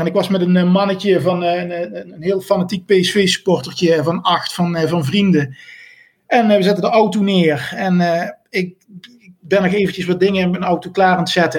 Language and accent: Dutch; near Venlo, Limburg, Netherlands; Ik kom uit de buurt van Venlo